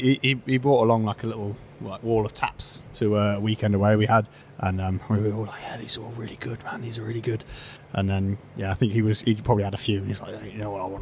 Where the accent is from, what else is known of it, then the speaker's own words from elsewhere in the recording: Bristol, South West England, United Kingdom; moved away as an adult; also born or lived in London; now in Birmingham, United Kingdom; I grew up in Bristol, and then I was living in London at the time